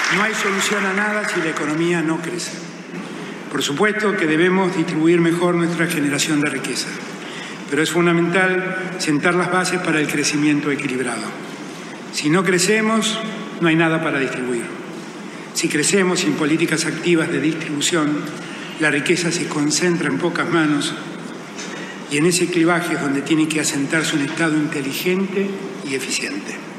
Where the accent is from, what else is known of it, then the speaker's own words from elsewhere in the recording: Buenos Aires, Argentina; Soy orgullosamente porteño